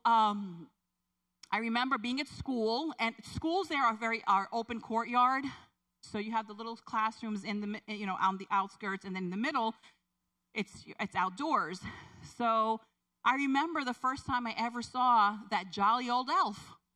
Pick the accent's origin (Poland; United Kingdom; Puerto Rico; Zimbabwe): Puerto Rico; moved away; I grew up in, I was born in Puerto Rico